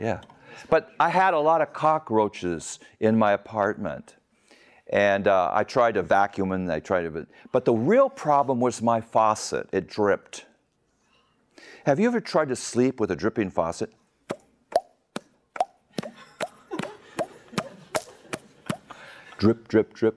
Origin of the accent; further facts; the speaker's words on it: United States; moved away as an adult; now in Magadan, Russia; We're Americans.